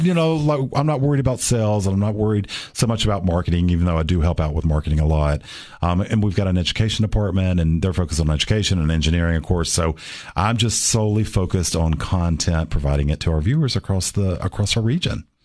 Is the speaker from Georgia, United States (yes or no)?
yes; Atlanta, Georgia, United States; moved away as an adult; also born or lived in Nashville, Tennessee; now in Cookeville, United States; from Atlanta originally, and, um, grew up in Atlanta